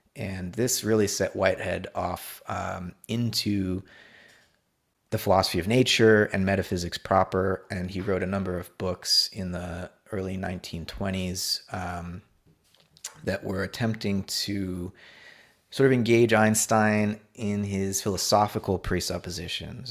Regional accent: Hollywood, Florida, United States; also born or lived in Orlando, Florida; I grew up in South Florida, uh, on the East Coast, um, a town called Hollywood

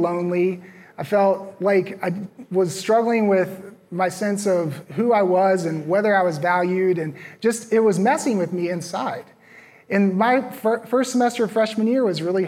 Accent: Virginia, United States; moved away as an adult; also born or lived in Los Angeles / Minnesota / Arizona; now in Raleigh, United States; I grew up in Virginia

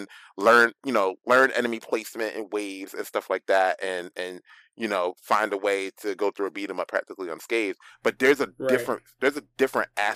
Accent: Philadelphia, Pennsylvania, United States; growing up in Philly

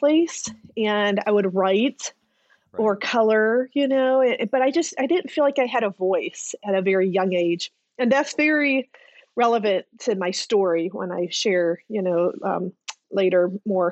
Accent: Ohio, United States; I actually was born and raised in Ohio

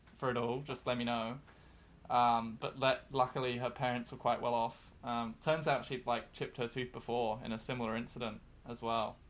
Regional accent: New Zealand; moved away as an adult; now in Brighton, United Kingdom; I'm from New Zealand

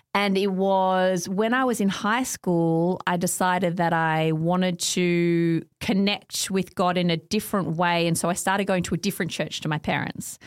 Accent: Nunawading, Victoria, Australia; also born or lived in Montrose / Heathmont; I grew up out in Ngunnawadi.

